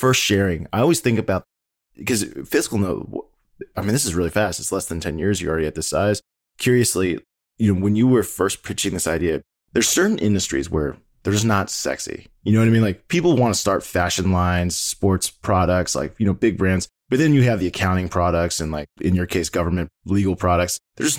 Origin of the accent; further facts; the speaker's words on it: Washington, District of Columbia, United States; I was born and raised in the Washington, D.C. area as well.